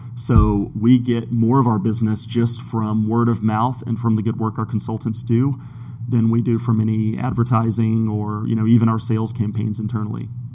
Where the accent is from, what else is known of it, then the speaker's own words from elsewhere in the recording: Brazil; moved away as an adult; now in Georgia, United States; I was born in Georgia. As a child, I moved away to uh, to Brazil, grew up in Brazil, and came back for college.